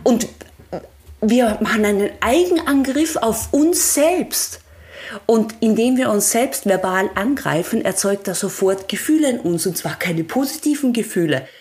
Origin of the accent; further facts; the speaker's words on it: Austria; ich komme ja von einem Bergbauernhof in Österreich, so richtig von einem 1100 Meter Bergbauernhof